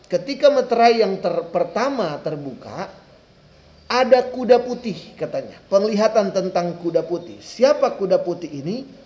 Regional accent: Manado, North Sulawesi, Indonesia; Sampai kepada saya orang Manado.

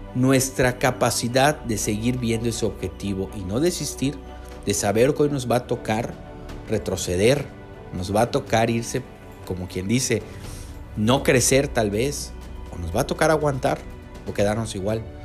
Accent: Yucatán, Mexico; soy enlace del Colectivo Quibernus Yucatán, aquí con el calor, calor de, mi estado

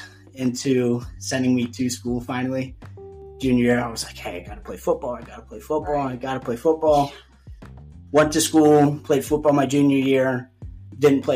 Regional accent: Lawrenceburg, Indiana, United States; I grew up down in Cincinnati, well, just outside of Cincinnati in Lawrenceburg, Indiana, little town down there

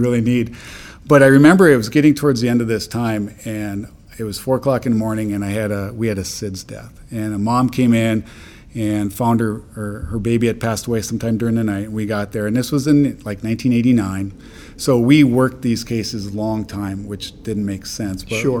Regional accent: Midwest, United States; also born or lived in North Dakota / Minnesota; I'm from the Midwest, and I uh, really wanted to help my community. It's a very rural area that I'm from

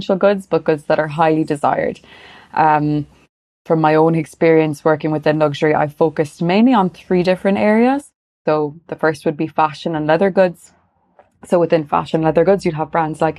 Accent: Galway, Connacht, Ireland; also born or lived in Paris, France; now in Dublin, Ireland; I'm from Ireland. I'm from Galway originally.

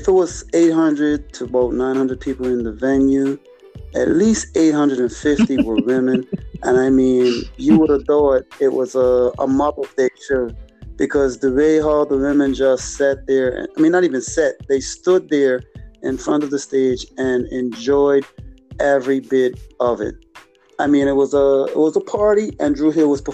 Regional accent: Bermuda; I am from a place where a lot of people may call it the Bermuda Triangle

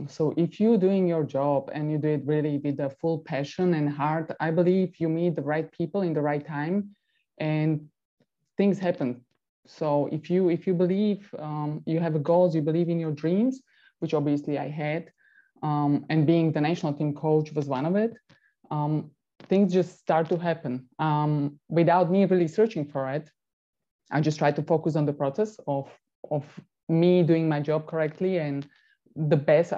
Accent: Bratislava, Bratislava Region, Slovakia; English is a second language; moved away; My hometown is actually Bratislava. That is the capital in Slovakia.

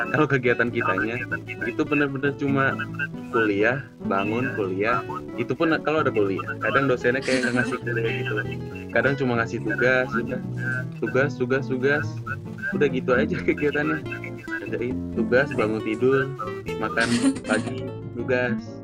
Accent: Gunung Putri, West Java, Indonesia; asal aku dari Gunung Putri, Kabupaten Bogor

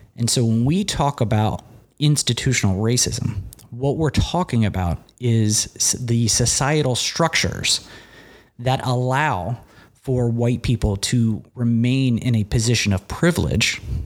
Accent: Cincinnati, Ohio, United States; I grew up in Cincinnati, Ohio

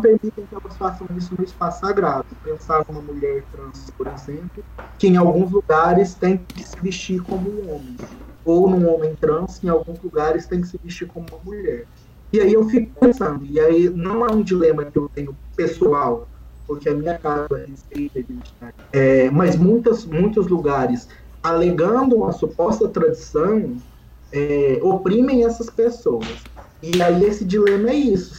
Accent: Brazil; nós que somos brasileiros

